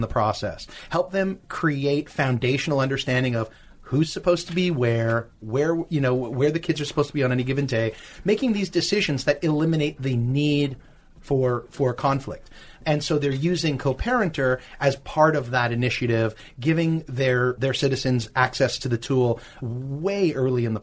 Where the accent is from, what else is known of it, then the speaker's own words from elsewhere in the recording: Canada; now in California, United States; I'm Canadian